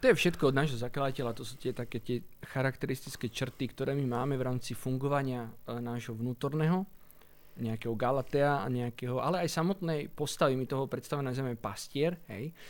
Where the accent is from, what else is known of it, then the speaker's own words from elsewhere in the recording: Italy; born there; Asi to súvisí s tým, alebo určite to súvisí s tým, že sme sa narodili v Taliansku.